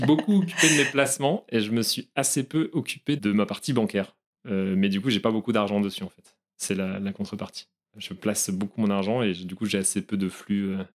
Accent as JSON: {"language": "French", "region": "Brittany", "country": "France", "said": "je suis breton d'origine"}